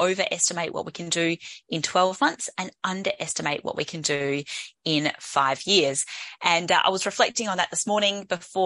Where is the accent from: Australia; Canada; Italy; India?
Australia; Adelaide, South Australia; here in Adelaide, in my hometown